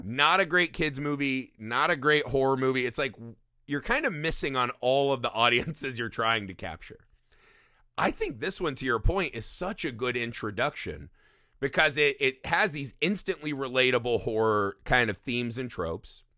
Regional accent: Indiana, United States; growing up in Indiana, we were always surrounded by cornfields everywhere

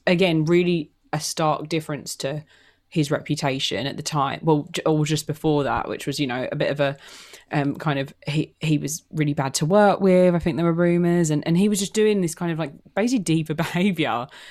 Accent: London, United Kingdom; I'm single. I'm from London. I'm, I'm English.

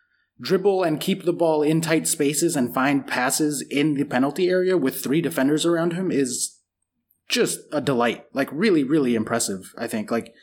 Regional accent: United States; as an American

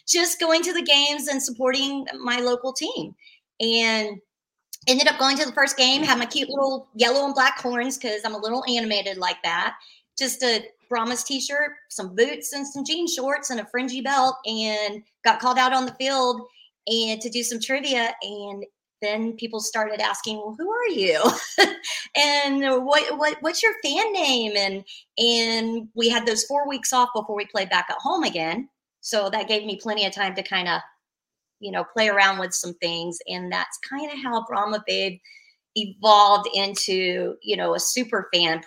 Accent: Florida, United States; now in Texas, United States; I'm originally from Florida. However, I don't live there any longer

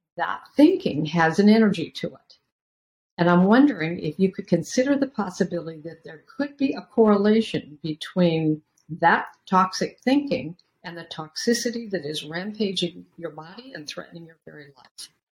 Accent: Beaverton, Oregon, United States; I grew up in Beaverton, Oregon, a suburb of Portland, Oregon

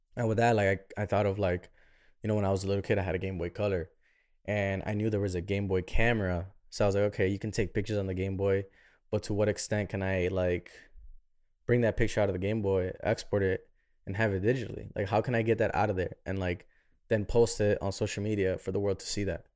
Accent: Chicago, Illinois, United States; moved away as an adult; now in Miami, United States; I'm born and raised in Chicago.

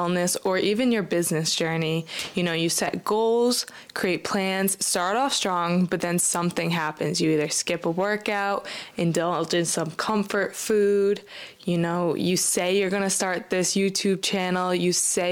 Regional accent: Rhode Island, United States; I'm from Rhode Island

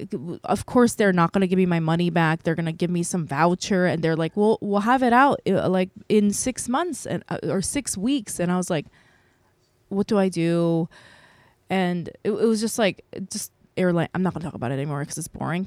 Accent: South Korea; now in United States; I'm an American citizen, by the way, but I think I can apply for Korean citizenship 'cause I was born there

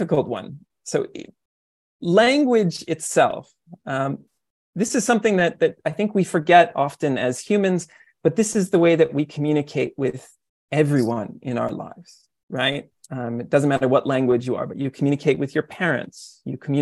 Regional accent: Canada; now in Japan; I'm a Canadian and I teach them about what I learned growing up

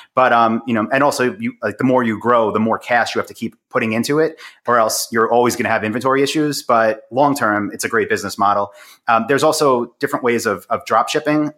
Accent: Long Island, New York, United States; I'm from Long Island, in New York

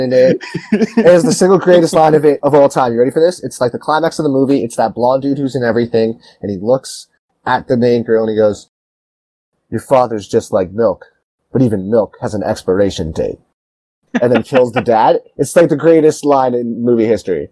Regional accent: Toronto, Ontario, Canada; I'm an actor from Toronto, Ontario

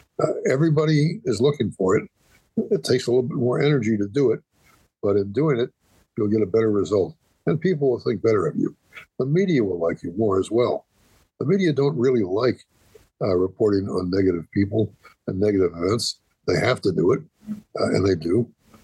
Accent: Columbus, Ohio, United States; also born or lived in Cleveland, Ohio; we started in Cleveland, but eventually we came to Columbus.

